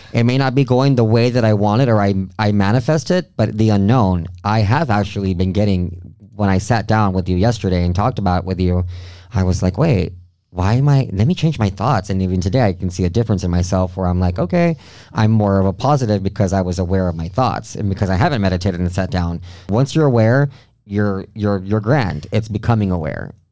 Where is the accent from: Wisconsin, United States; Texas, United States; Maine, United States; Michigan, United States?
Texas, United States; Del Rio; moved away; also born or lived in Mexico; my hometown del rio